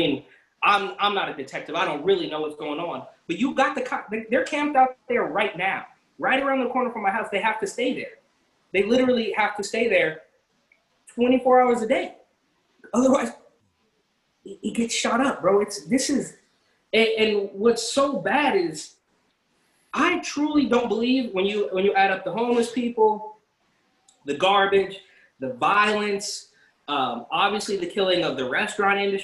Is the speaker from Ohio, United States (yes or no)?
no; Bay Area, California, United States; now in New York City, United States; I'm from the Bay Area